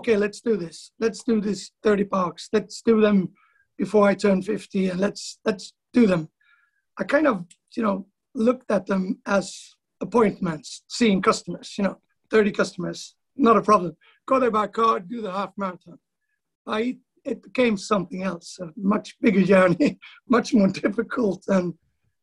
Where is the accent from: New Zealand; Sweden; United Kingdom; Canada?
Sweden; west coast of Sweden; now in East Coast, Sweden; I'm living on the East Coast, but I'm from the West Coast